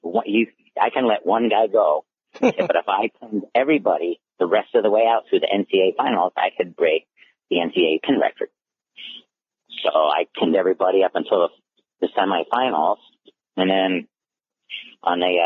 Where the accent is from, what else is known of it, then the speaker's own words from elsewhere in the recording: New Jersey, United States; my home state where I won my high school state championship. It was at Jadwin Gym in Princeton, New Jersey.